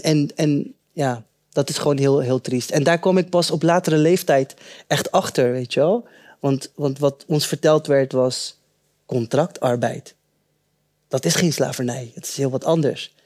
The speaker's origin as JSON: {"language": "Dutch", "town": "Rotterdam", "region": "South Holland", "country": "Netherlands", "tie": "born or raised there", "also_born_or_lived": "Suriname", "said": "Ik was eh, drie maandjes oud toen ik naar Nederland kwam en ik ben eh, eh, opgegroeid in Rotterdam-West."}